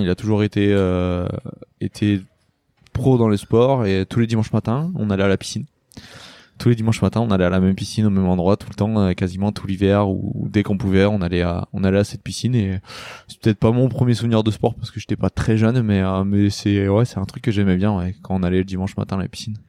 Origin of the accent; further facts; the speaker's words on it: Lamballe, Brittany, France; j'ai commencé à Lamballe, donc euh, moi je suis de Lamballe